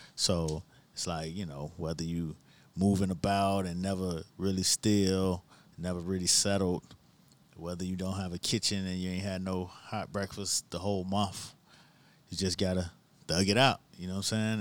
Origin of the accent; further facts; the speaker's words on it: Miami, Florida, United States; growing up in Miami, you, you specifically knew when mango season was